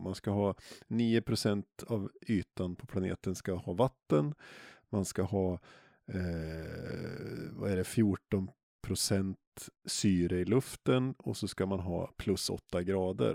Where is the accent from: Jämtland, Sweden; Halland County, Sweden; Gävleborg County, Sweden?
Jämtland, Sweden; moved away; jag är uppvuxen i Jämtland